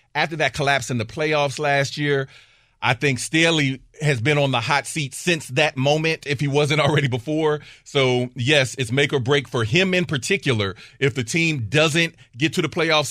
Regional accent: Ohio, United States; moved away as an adult; also born or lived in Michigan; I am from Ohio.

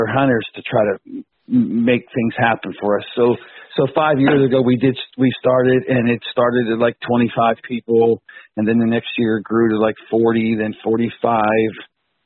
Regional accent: Pittsburgh, Pennsylvania, United States; I'm from Pittsburgh, Pennsylvania

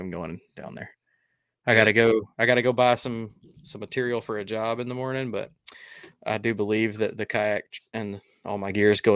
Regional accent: Alabama, United States; I'm from Alabama.

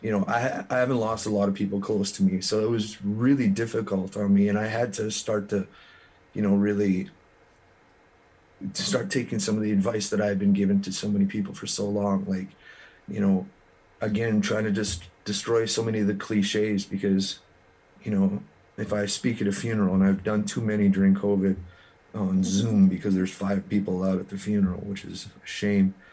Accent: Kleefeld, Manitoba, Canada; i'm a kid from Kleefeld manitoba

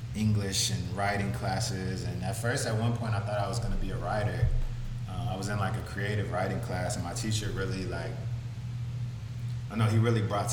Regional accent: Madisonville, Kentucky, United States; moved away as an adult; also born or lived in Washington, District of Columbia, United States; now in Los Angeles, United States; I'm from Madisonville, Kentucky, which is southwest tip of Kentucky between Indiana and Tennessee.

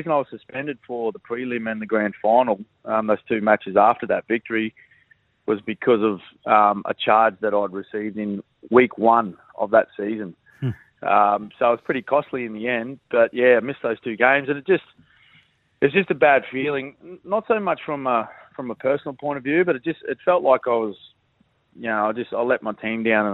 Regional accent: Queensland, Australia; moved away as an adult; also born or lived in Melbourne; growing up in Queensland. You know, we hardly have a winter up here.

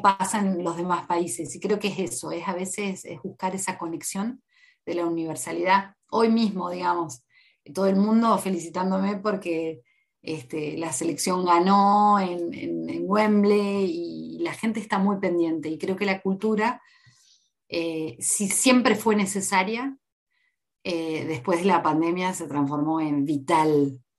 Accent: Paraná, Entre Ríos, Argentina; moved away as an adult; now in New Zealand; vengo de Paraná, y Paraná es la capital panamericana de softball

